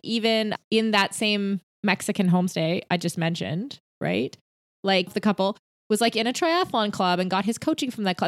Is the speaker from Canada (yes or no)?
no; United Arab Emirates; I grew up near Dubai